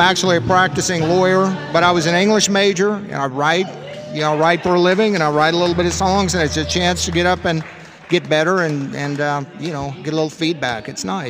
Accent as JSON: {"language": "English", "area": "the Ozarks", "region": "western Missouri", "country": "United States", "said": "I'm from western Missouri, the Ozarks."}